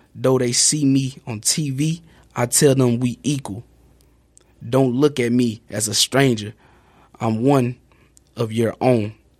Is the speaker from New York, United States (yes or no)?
no; Houston, Texas, United States; now in Sheboygan, United States; my community that I grew up